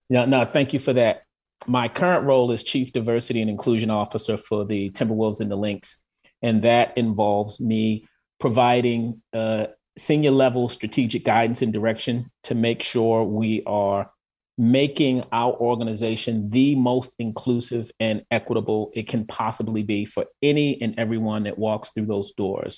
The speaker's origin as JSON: {"language": "English", "town": "Baltimore", "region": "Maryland", "country": "United States", "tie": "born or raised there", "also_born_or_lived": "Atlanta / Washington, D.C. / New York / Los Angeles", "moved": "as an adult", "lives_now": "Minneapolis, United States", "said": "originally I am from Baltimore. I grew up in Baltimore"}